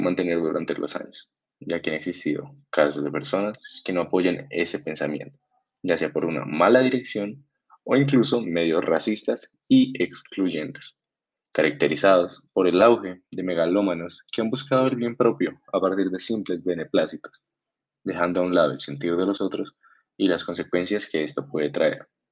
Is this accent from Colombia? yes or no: yes; Colombia; como colombianos